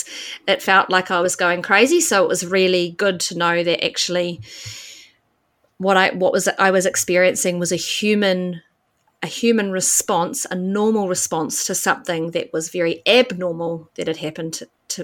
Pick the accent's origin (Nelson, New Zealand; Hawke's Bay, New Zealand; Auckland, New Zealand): Auckland, New Zealand; moved away as an adult; also born or lived in India; I grew up in West Auckland and studied business.